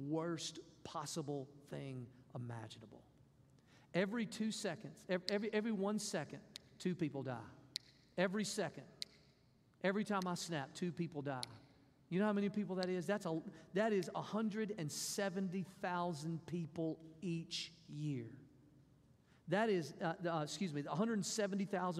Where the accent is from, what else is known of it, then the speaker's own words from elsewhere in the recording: Mississippi, United States; I'm from Mississippi.